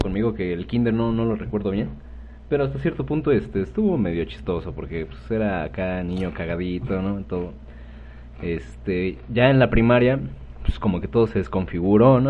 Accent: Mexico

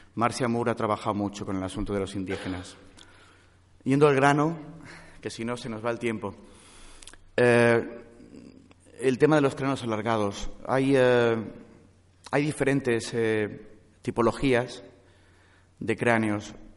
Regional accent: Vitoria-Gasteiz, Basque Country, Spain; now in Madrid, Spain; yo nací en Vitoria-Gasteiz

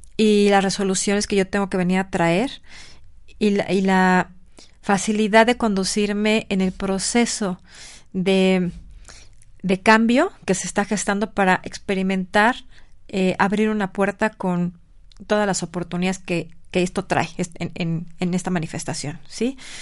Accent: Mexico City, Mexico; moved away as an adult; now in Puebla, Mexico; aunque yo nací en el Distrito Federal, la verdad es que mi corazón es poblano

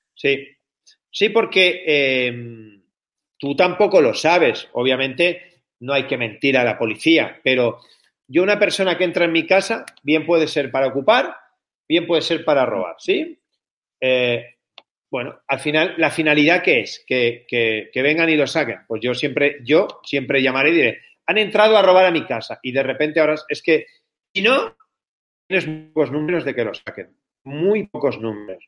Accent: Barcelona, Catalonia, Spain; Yo soy nacido en Barcelona, amo mi ciudad

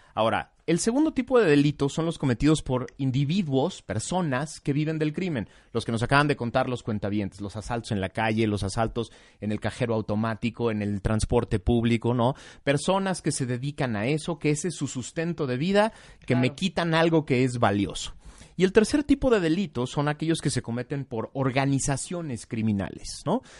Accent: Mexico

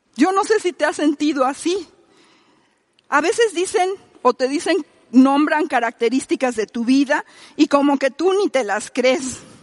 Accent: Mexico; nosotros somos mexicanos

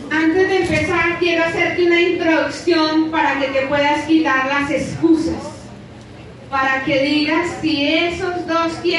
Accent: Bogotá, Colombia; cada vez que decimos que somos de Ciudad Bolívar todo el mundo esconde las carteras

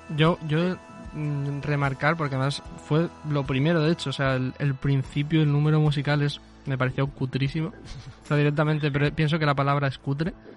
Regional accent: Spain; nosotros que somos españoles

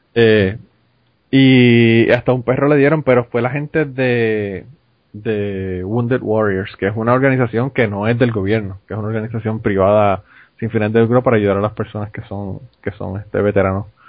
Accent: Puerto Rico; now in United States

